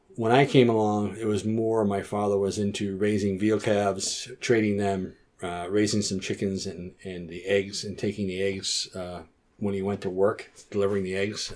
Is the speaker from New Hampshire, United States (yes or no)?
yes; Chatham, New Hampshire, United States; also born or lived in North Conway, New Hampshire; my parents were living at the farm when I was born. I, my mother went to North Conway or Memorial Hospital to have me